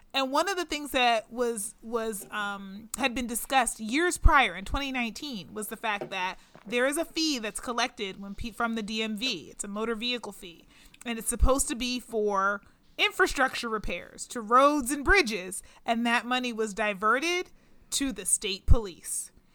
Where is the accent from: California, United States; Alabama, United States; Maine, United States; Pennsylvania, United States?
Pennsylvania, United States; Pittsburgh; Pittsburgh, which is my hometown, Pittsburgh, Pennsylvania